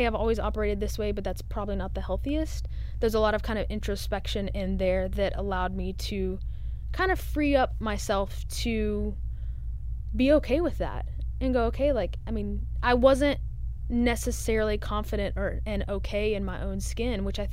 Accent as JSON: {"language": "English", "region": "Texas", "country": "United States", "also_born_or_lived": "Dallas", "moved": "yes", "lives_now": "Nashville, United States", "said": "I'm from Texas and live in the South"}